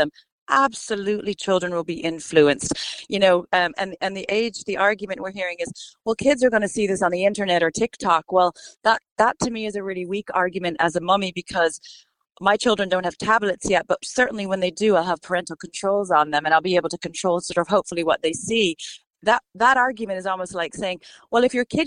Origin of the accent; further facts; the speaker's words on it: United States; moved away as an adult; now in Ireland; my home country where I lived 20 years ago, America